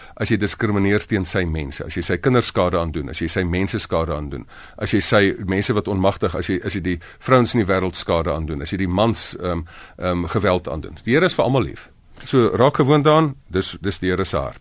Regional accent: South Africa; first language Afrikaans; as Afrikaners

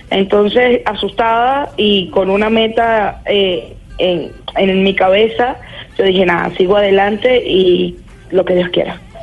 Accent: Venezuela; moved away as an adult; now in Lima, Peru; mi país ahorita no le ofrece nada a nadie y de igual forma me tocó irme

